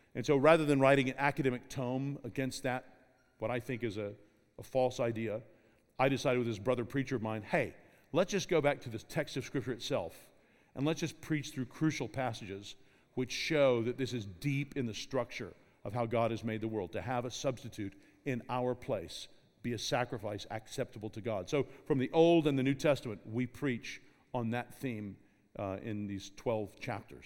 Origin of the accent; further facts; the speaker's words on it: Kentucky, United States; I grew up in Kentucky